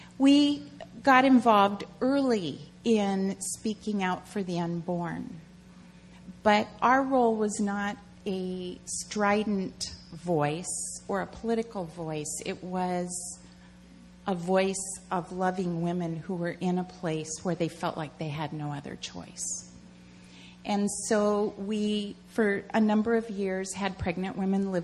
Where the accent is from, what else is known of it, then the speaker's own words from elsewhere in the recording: Washington, District of Columbia, United States; moved away as an adult; also born or lived in Seattle; I grew up in the Washington, D.C. area.